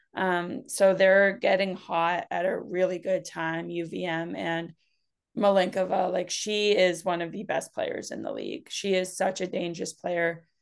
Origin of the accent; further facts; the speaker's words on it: New Hampshire, United States; I'm also from Uni-, or from New Hampshire